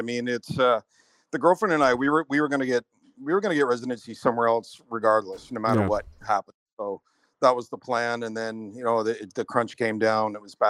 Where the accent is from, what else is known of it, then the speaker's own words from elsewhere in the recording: Nova Scotia, Canada; moved away as an adult; now in Panama; I'm originally from Nova Scotia. I've been following you for quite a while. So my family, whole family is Glasgow Pictou area there.